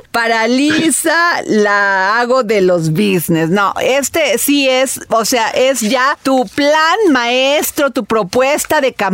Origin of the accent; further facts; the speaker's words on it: Veracruz, Mexico; yo soy eh, veracruzana